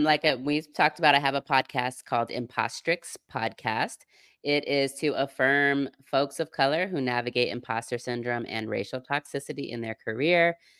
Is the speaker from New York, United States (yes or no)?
no; Seattle, Washington, United States; now in Southern United States; I'm from Seattle, okay. The land of tech.